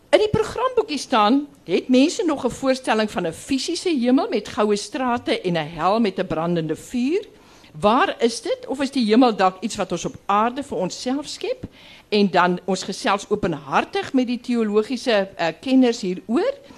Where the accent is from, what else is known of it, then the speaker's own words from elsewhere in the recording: Graaff-Reinet, Eastern Cape, South Africa; ek kom van die Karoo, ek kom agter, ek kom van Graafrenet